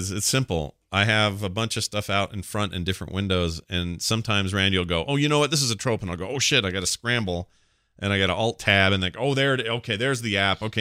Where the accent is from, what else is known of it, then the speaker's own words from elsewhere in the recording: the Maritimes, Canada; As a Canadian uh, maritimer myself, I think you might be onto something.